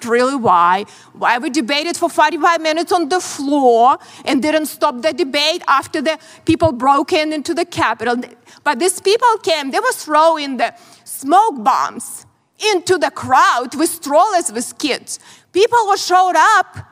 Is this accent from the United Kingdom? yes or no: no; Ukraine; born or raised there; moved away as an adult; also born or lived in Soviet Union; now in United States